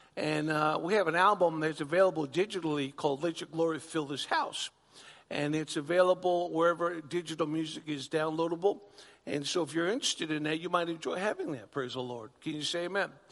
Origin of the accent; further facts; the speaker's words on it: Long Island, New York, United States; moved away as an adult; also born or lived in Oklahoma; I'm a New Yorker. Born and bred in Long Island, New York